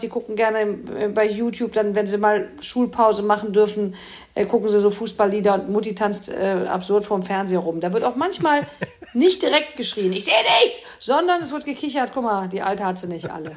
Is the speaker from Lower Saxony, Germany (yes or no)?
no; Cologne, North Rhine-Westphalia, Germany; als Kölner